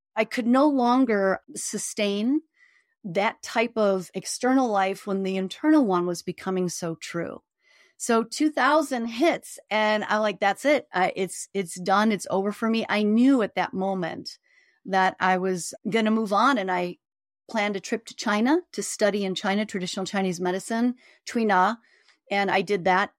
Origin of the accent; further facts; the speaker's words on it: Chicago, Illinois, United States; I grew up in Chicago on the South Side